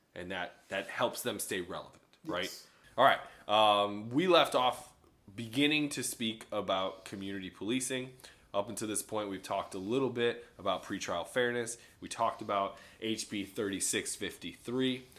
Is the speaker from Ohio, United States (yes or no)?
no; Chicago, Illinois, United States; growing up in Chicago